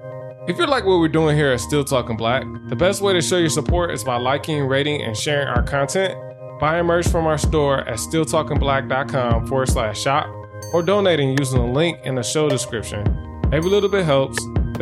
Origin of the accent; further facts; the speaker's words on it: Michigan, United States; And I'm from Michigan.